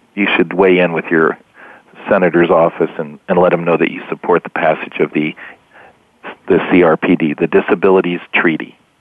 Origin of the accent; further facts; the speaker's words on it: Kansas, United States; moved away; also born or lived in Washington; I'm from Kansas, and he was my my representative and then my senator for many years